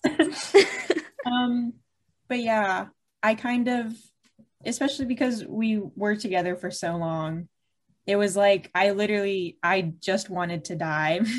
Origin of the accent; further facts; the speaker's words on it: Charlotte, North Carolina, United States; I'm from Charlotte, North Carolina